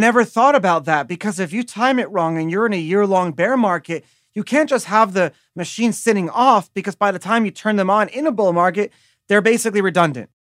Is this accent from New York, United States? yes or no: yes; New York, United States; I grew up in New York